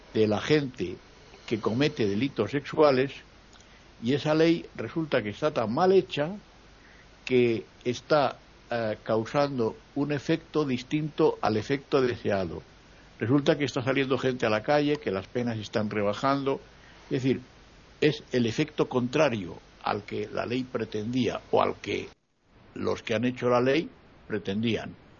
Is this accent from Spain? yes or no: yes; Spain; now in Madrid, Spain; en mi país, por ejemplo, en el Parlamento hay 20 partidos políticos